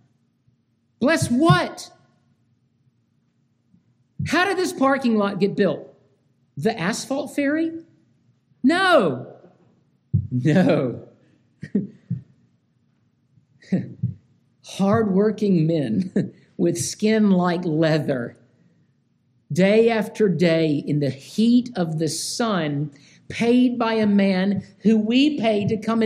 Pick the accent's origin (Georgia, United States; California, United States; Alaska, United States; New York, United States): Georgia, United States; now in North Carolina, United States; I grew up in Georgia